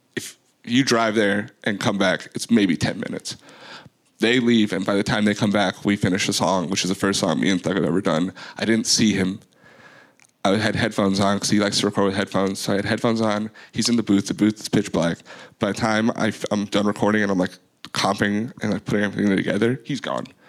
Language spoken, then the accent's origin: English; Florida, United States; moved away as an adult; also born or lived in Queens, New York / Bronx, New York; now in Atlanta, United States; My formative years were in a really terrible place called Florida. Called Florida, and then I lived there until I was out of college